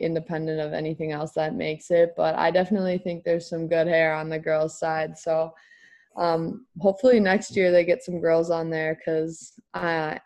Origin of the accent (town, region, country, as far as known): Minnesota, United States